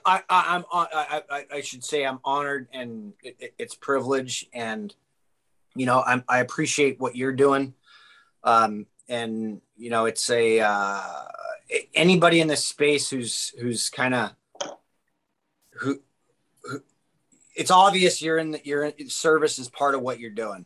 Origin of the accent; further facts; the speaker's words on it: Orange County, California, United States; I grew up in Orange County, California